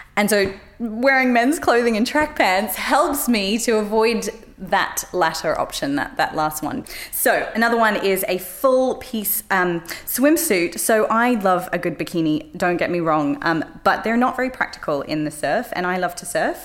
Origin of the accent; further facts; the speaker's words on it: Australia; moved away; my life growing up in Australia